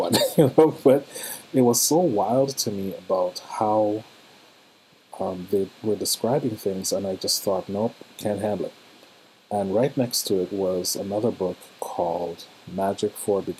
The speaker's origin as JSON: {"language": "English", "country": "Trinidad & Tobago", "moved": "yes", "said": "in my home country of Trinidad, where I'm from"}